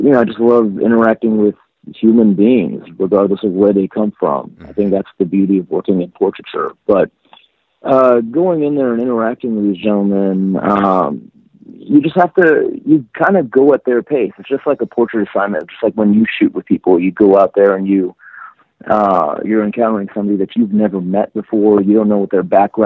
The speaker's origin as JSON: {"language": "English", "region": "Texas", "country": "United States", "tie": "born or raised there", "also_born_or_lived": "Tehran, Iran", "moved": "as an adult", "lives_now": "Los Angeles, United States", "said": "growing up in Texas"}